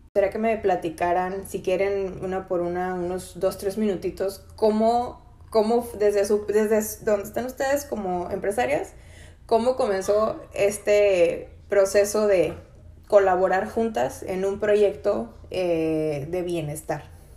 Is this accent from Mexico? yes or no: yes; Mexico; Soy mexicana